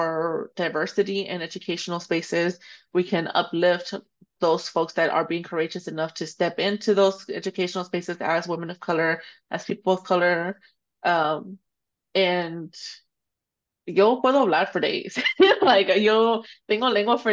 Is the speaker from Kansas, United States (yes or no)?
no; Dallas, Texas, United States; also born or lived in Jalisco, Mexico; I grew up here in Oak Cliff. I became a photographer here in Dallas